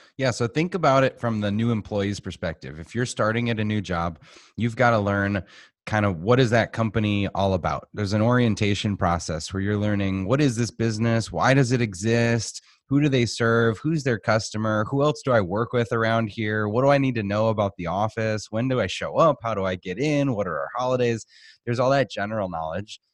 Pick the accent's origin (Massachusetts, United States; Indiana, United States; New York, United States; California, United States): Massachusetts, United States; Boston; moved away as an adult; also born or lived in Arizona; now in Phoenix, United States; I grew up in Boston.